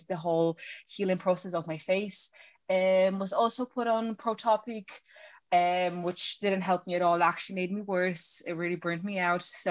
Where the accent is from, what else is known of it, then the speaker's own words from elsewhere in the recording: Ireland; I'm from Ireland